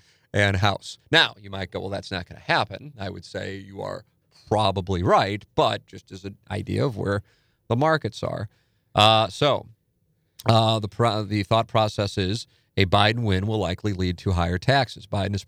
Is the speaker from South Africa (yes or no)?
no; St. Louis, Missouri, United States; also born or lived in Chicago; someone who was born and raised in St. Louis, moved to Chicago after college, and now I'm moving back at 36.